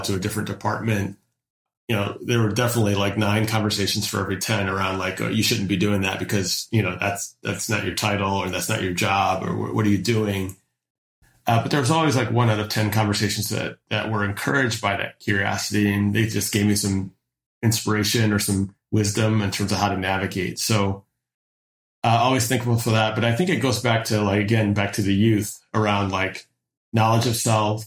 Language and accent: English; Detroit, Michigan, United States; also born or lived in Newburgh, New York; I was born in Newburgh, New York, but I spent the majority of my childhood in the Downriver Detroit metropolitan area.